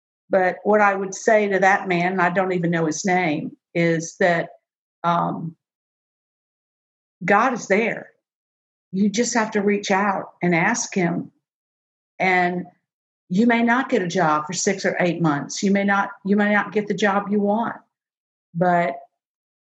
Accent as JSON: {"language": "English", "town": "New Orleans", "region": "Louisiana", "country": "United States", "moved": "yes", "said": "I am from New Orleans. You can take the New Orleans girl away from New Orleans, but you can't take New Orleans out of the girl."}